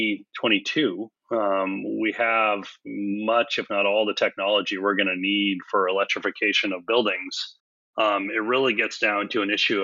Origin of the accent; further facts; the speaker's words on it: California, United States; moved away; also born or lived in Hawaii; I was raised in California and then Hawaii